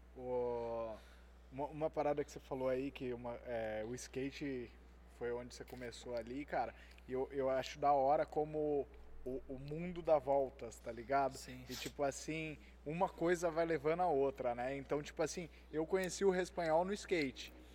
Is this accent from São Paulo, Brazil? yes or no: yes; Itatiba, São Paulo, Brazil; Eu sou de Itatiba, é pequeno